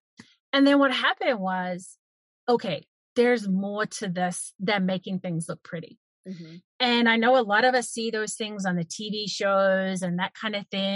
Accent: New Zealand; moved away as an adult; now in Canada; I owned a cafe in New Zealand because I'm originally from New Zealand. I'm now in Canada.

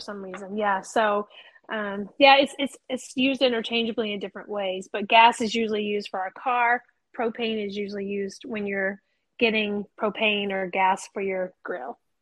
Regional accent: the South, United States; I'm from the South

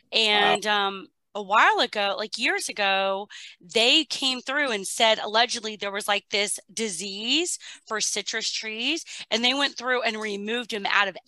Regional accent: Miami, Fort Lauderdale area, South Florida, United States; growing up in South Florida, Miami, Fort Lauderdale area, growing up as a kid, we would have 3 to 4 different citrus trees in our backyard or one in our front yard, right?

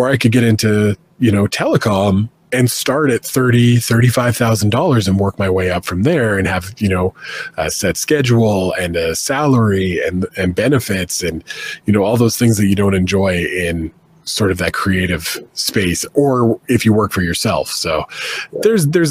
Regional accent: Canada; being Canadian always made it tough.

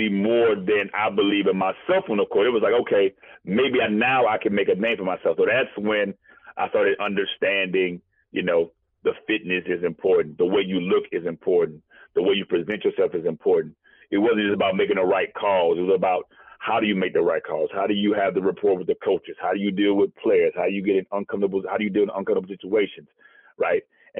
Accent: the South, United States; We crawfish boy. I'm from the South.

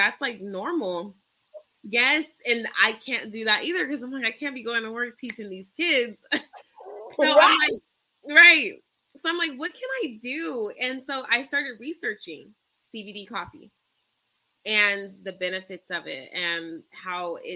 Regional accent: Rancho Cucamonga, California, United States; now in Victorville, United States; I am from California. I grew up in Rancho Cucamonga, and I currently live in Victorville.

